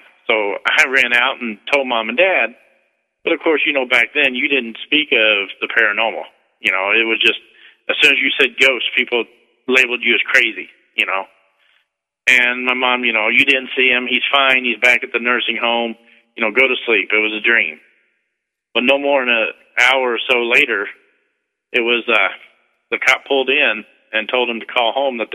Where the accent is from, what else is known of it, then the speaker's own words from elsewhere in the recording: Missouri, United States; now in Methuen, United States; I'm originally from Missouri.